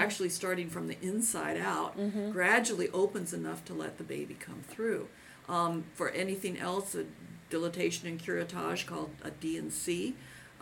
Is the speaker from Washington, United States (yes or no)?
yes; Seattle, Washington, United States; this is my hometown area